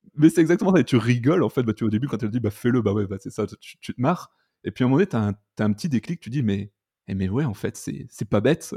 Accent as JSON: {"language": "French", "region": "north of France", "country": "France", "said": "je suis originaire du nord de la France"}